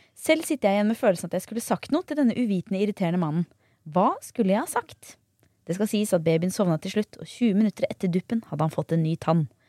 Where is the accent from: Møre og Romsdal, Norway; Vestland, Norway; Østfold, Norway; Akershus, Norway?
Akershus, Norway; Bærum; Jeg er jo fra Bærum